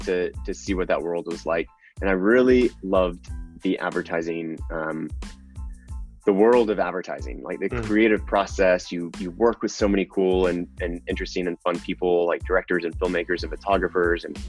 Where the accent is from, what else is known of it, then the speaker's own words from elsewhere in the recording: Texas, United States; moved away; also born or lived in New York; I'm also from Texas